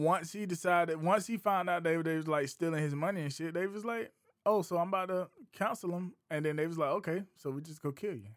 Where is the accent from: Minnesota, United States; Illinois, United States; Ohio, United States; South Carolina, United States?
South Carolina, United States; I'm from Bates Burley, East South Carolina